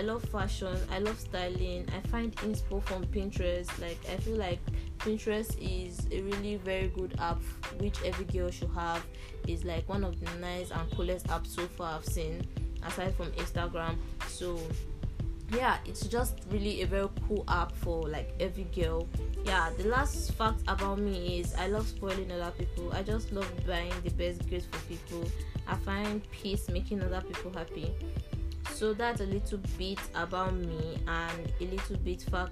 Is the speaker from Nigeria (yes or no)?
yes; Nigeria; I'm from Nigeria